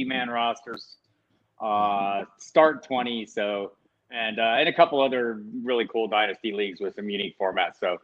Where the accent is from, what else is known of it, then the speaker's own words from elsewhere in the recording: Tucson, Arizona, United States; now in Albuquerque, United States; I'm from Tucson, Arizona